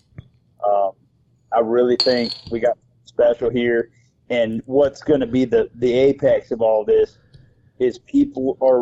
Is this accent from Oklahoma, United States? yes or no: no; Key West, Florida, United States; I'm from Key West?